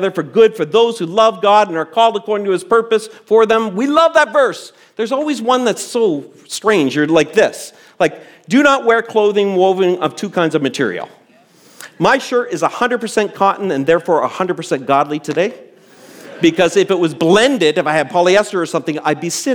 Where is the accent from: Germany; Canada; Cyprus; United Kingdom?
Canada; before I'm a Canadian, I have citizenship elsewhere